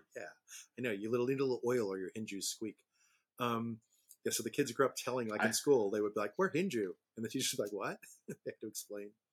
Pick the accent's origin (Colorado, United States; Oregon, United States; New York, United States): New York, United States; New York City; now in North Carolina, United States; I grew up in New York City, but with a summer house in the Pocono Mountains of Pennsylvania